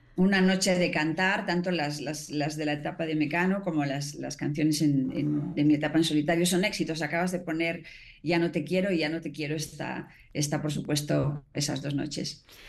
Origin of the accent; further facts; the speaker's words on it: Spain; now in Mexico; mi parte española, que también obviamente adoro mi tierra